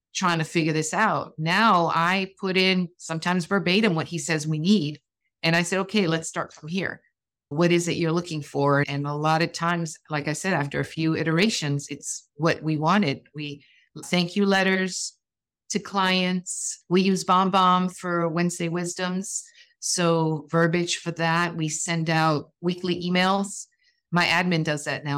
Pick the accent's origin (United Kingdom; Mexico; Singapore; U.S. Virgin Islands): U.S. Virgin Islands; I'm from the Virgin Islands